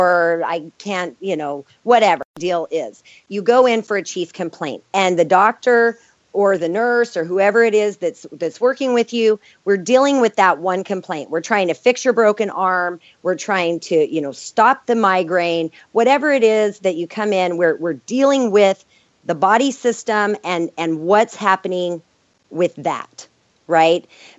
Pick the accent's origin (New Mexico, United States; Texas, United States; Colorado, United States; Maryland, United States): New Mexico, United States; You know, I was from New Mexico, where I would go to some of these homes where they didn't even have running water.